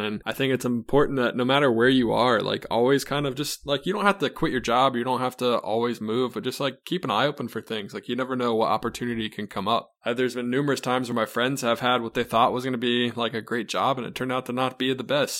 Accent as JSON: {"language": "English", "town": "Charlotte", "region": "North Carolina", "country": "United States", "tie": "born or raised there", "said": "I'm an East Coast kid, so I grew up in Charlotte my whole life"}